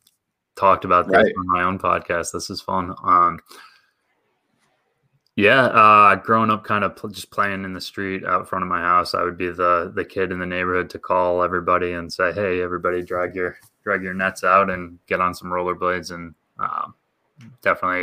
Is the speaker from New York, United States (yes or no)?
yes; Saratoga Springs, New York, United States; I'm from Saratoga